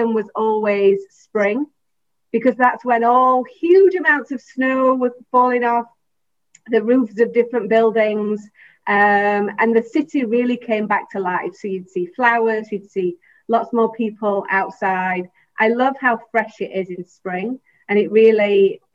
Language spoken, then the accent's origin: English; England, United Kingdom; moved away as an adult; also born or lived in Los Angeles, United States / Chicago, United States / Houston, United States; now in Taiwan; originally, I'm from England.